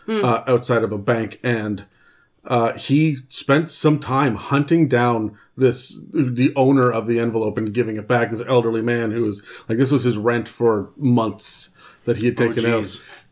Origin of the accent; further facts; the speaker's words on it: Vancouver, British Columbia, Canada; My background, I was brought up in Sunday school and the church and whatnot as well. However, when we moved out here to Vancouver, I was six.